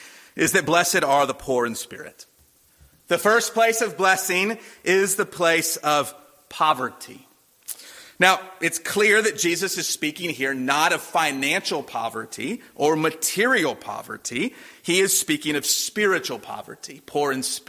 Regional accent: Durham, North Carolina, United States; when I was a boy growing up in Durham

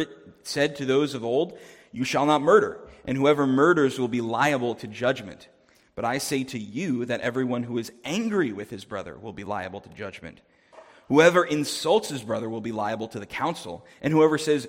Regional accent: New Jersey, United States; moved away as an adult; now in Winnipeg, Canada; I'm originally from New Jersey, so farmland is not something I grew up seeing very much

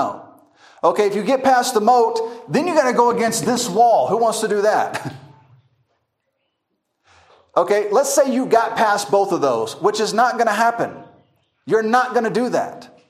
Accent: United States; moved away; also born or lived in Masaka, Uganda; I'm an American

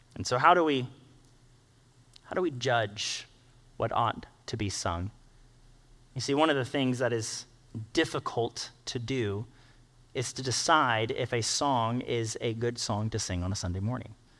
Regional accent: United States; we, being an American culture

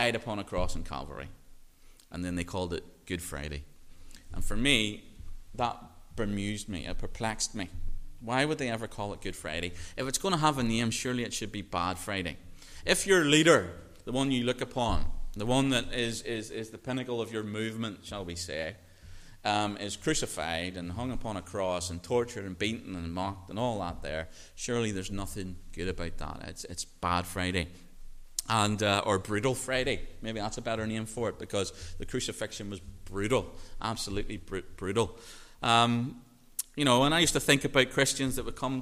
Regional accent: Northern Ireland, United Kingdom; growing up in Northern Ireland

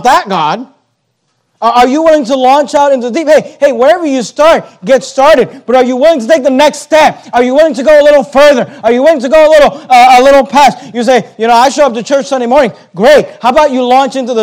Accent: United States; we're American Christians, and as American Christians

